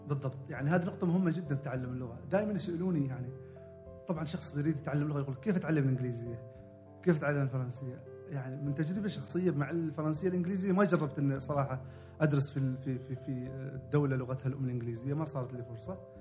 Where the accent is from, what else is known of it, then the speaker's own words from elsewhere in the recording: Oman; عندنا في عمان